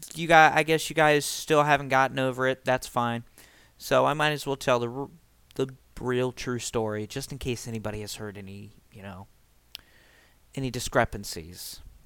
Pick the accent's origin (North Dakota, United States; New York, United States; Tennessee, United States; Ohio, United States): Ohio, United States; Springfield; junior year where I moved away from Springfield altogether and started going to another high school. By the way, it's Springfield, Ohio, not Springfield, Illinois. I live in Ohio